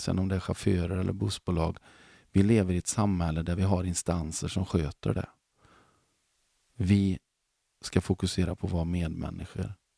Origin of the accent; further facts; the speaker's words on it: Mark Municipality, Västra Götaland, Sweden; Jag kommer från Marks kommun